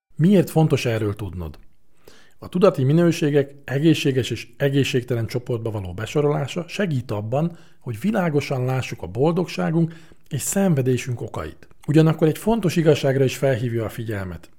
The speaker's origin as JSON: {"language": "Hungarian", "country": "Hungary"}